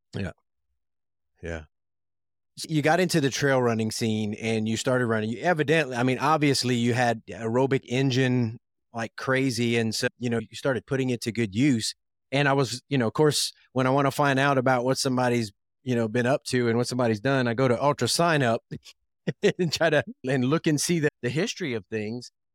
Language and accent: English; South Louisiana, United States; I grew up in South Louisiana